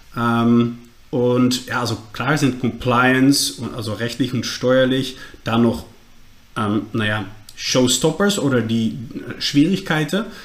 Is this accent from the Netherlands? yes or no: yes; Netherlands; accent: Dutch; German is a second language; mein äh, Holländisch, Englisch, Deutsch. Ähm, sollte verständlich sein, aber ist klar nicht meine Muttersprache